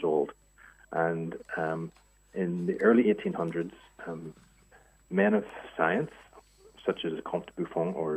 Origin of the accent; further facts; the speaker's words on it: Ireland; moved away as an adult; also born or lived in France / United States / Asia; now in Australia; I'm obviously Irish and grew up there